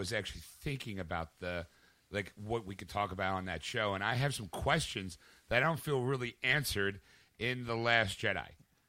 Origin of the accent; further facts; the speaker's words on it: United States; Look, maybe because my cut penis doesn't record, but I'm from America.